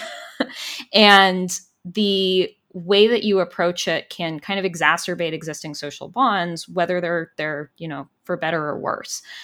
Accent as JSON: {"language": "English", "region": "California", "country": "United States", "tie": "born or raised there", "said": "growing up in California"}